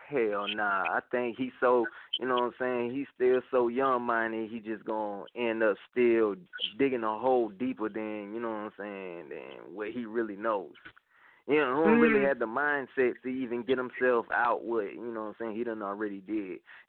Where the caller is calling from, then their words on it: Atlanta, Georgia, United States; Coming from down here in Atlanta, Georgia. What's up?